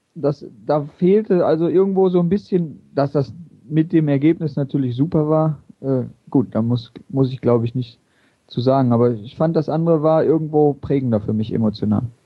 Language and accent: German; Oberhausen, North Rhine-Westphalia, Germany; also born or lived in Bochum / Mülheim; Ich bin hier in Oberhausen aufgewachsen